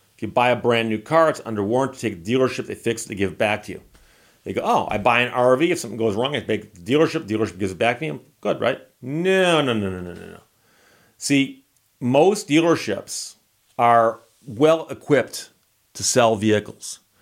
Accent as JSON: {"language": "English", "country": "United States", "accent": "American", "said": "my accent to them probably is funny. It's got that funny American accent."}